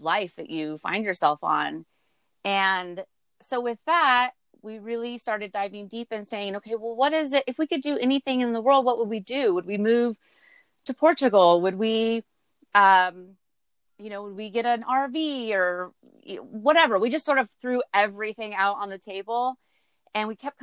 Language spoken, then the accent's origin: English; Central Valley, California, United States; moved away; we're from the Central Valley in California